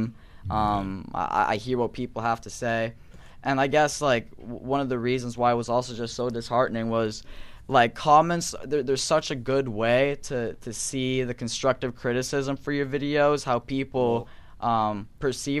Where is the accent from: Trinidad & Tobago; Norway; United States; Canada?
Norway; I'm not American. I'm from Norway.